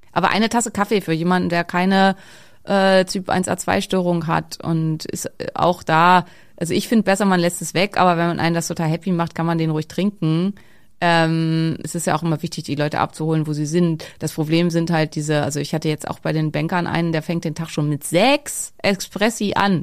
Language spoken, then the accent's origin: German; Schleswig-Holstein, Germany; ich komme halt aus Schleswig-Holstein, bei uns ist alles Hack